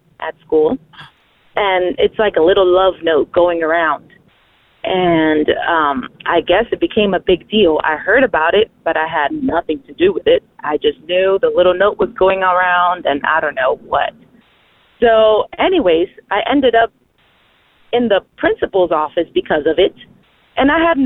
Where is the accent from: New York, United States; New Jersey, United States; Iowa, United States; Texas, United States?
Texas, United States; San Antonio; I am from San Antonio, Texas.